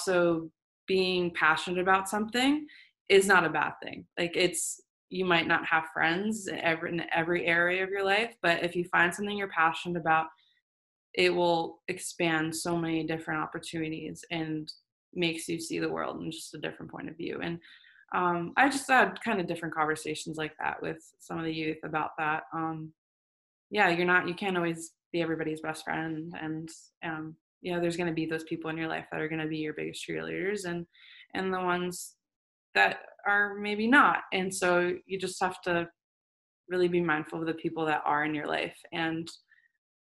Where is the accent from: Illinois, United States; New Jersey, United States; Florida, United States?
Florida, United States; Plantation; also born or lived in Germany / Fort Lauderdale, Florida; Plantation, where we grew up in Florida